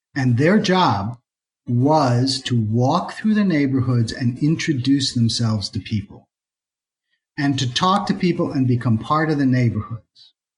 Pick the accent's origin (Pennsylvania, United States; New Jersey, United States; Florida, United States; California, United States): Pennsylvania, United States; Philadelphia; now in Atlanta, United States; I'm from Philadelphia